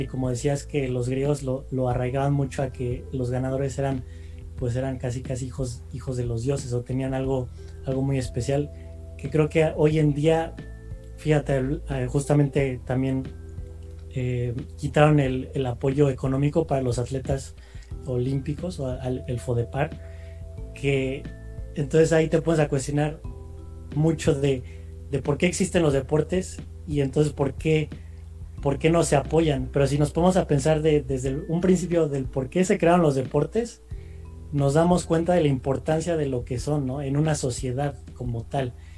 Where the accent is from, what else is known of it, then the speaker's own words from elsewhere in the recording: Mexico; nosotros como mexicanos